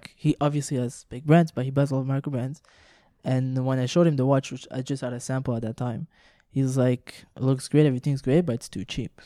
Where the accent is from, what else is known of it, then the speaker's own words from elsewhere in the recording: Montreal, Quebec, Canada; first language French; English is a second language; we're from Montreal and we're all like French originally, like French speak, spoken